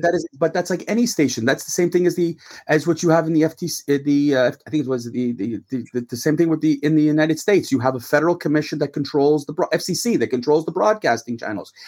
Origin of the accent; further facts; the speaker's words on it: Montreal, Quebec, Canada; Stuart and I grew up in Montreal